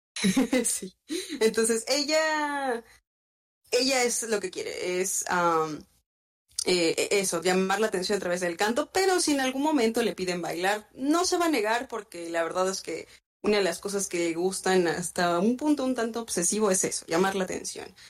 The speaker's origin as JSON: {"language": "Spanish", "region": "Morelos", "country": "Mexico", "moved": "yes", "lives_now": "Cancún, Mexico", "said": "Yo soy de un lugar llamado Morelos, que está en el centro de México, pero ahora radico en Cancún, Quintana Roo"}